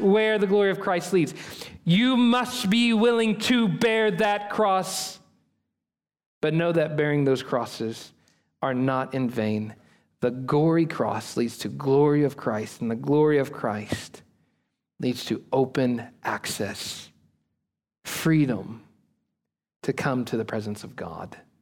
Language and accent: English; United States; we Americans right now, as American church